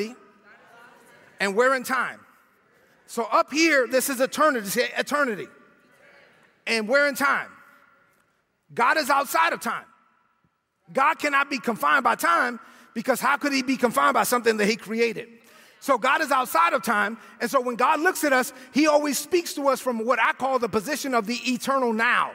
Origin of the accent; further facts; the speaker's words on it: New York City, New York, United States; I'm from Brooklyn